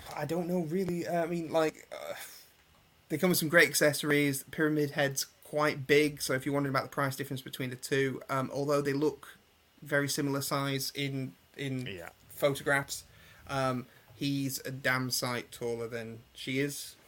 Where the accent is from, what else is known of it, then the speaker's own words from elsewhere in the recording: England, United Kingdom; I'm obviously English